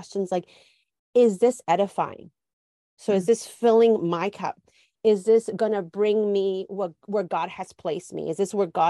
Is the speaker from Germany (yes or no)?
no; Guatemala; Culturally, I'm Latina. I was born in Guatemala.